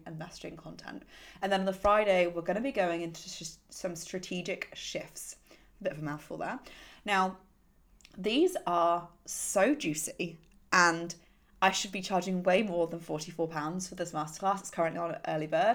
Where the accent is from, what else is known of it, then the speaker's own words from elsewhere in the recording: United Kingdom; I'm British